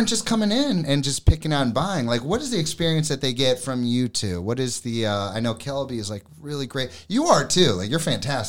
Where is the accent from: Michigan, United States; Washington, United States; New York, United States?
New York, United States; New York City; moved away; I'm from New York City.